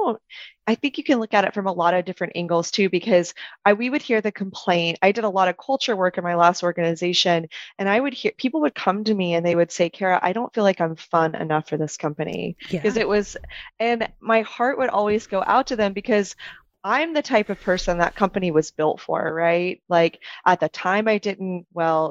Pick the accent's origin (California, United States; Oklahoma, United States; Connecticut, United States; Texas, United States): Texas, United States; I'm Texan